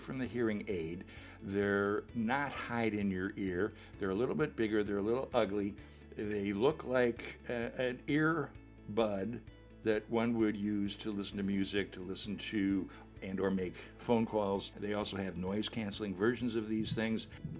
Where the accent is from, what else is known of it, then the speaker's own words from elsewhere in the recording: Chicago, Illinois, United States; I grew up in Chicago